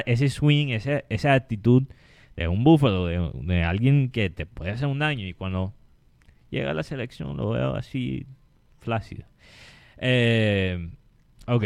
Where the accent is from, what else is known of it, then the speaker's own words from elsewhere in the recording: Colombian Caribbean coast, Colombia; nosotros los colombianos, especialmente nosotros los costeños mismos